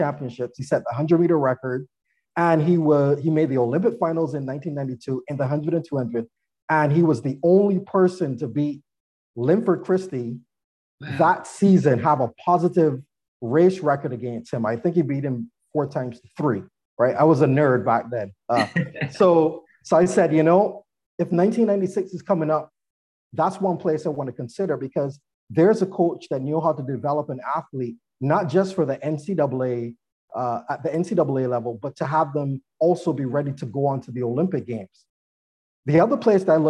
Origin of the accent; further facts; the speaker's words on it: Barbados; moved away; I'm originally from Barbados